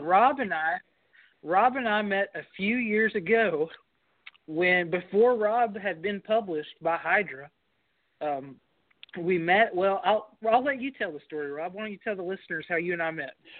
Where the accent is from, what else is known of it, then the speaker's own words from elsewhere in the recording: Kentucky, United States; I'm an author from Kentucky